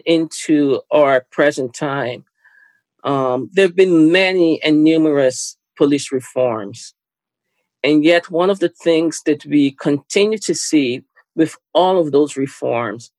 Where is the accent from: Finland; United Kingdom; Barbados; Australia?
Barbados; now in Canada; I was born in Barbados. Lived most of my life in Canada.